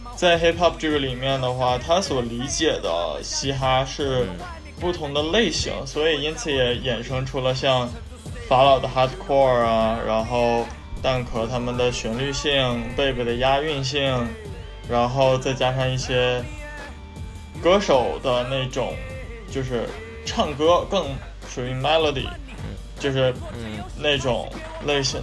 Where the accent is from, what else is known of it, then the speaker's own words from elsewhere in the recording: Northeast China, China; accent: Northeastern; 作为东北人的话，我会嗯。加一些东北的口音进去